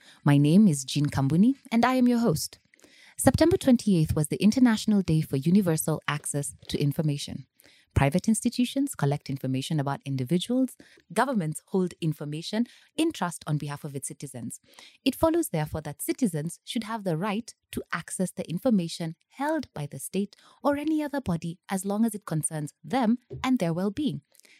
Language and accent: English; Nairobi, Kenya; born there; So yes, I was born in the Republic of Kenya, mm-hmm. but not in Nyeri. I was born in Nairobi Hospital.